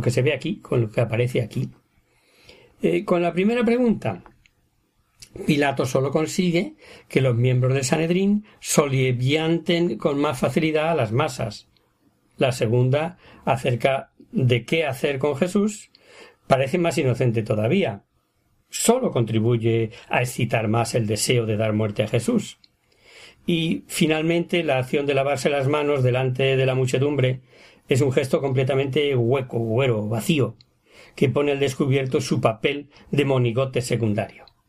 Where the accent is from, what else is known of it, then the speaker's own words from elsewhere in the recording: Ávila, Castile and León, Spain; yo también soy de Ávila